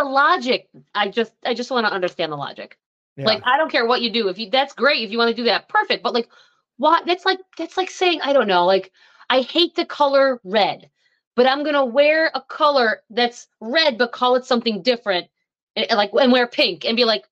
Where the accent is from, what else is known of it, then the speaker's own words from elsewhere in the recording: Buffalo, New York, United States; We're from Buffalo